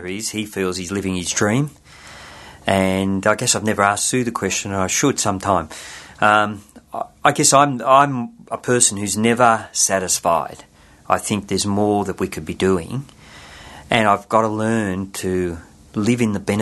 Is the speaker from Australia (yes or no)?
yes; Sydney, New South Wales, Australia; I was born in Blacktown in Sydney